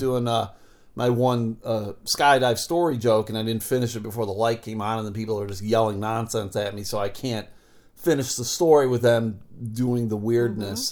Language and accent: English; Buffalo, New York, United States; moved away as an adult; now in Michigan, United States; I grew up in Buffalo. I've lived here in Michigan